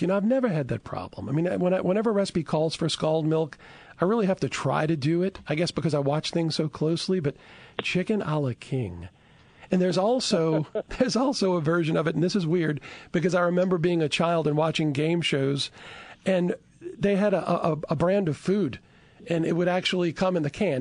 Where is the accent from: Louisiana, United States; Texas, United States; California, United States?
Louisiana, United States; Chalmette; I'm originally from Chalmette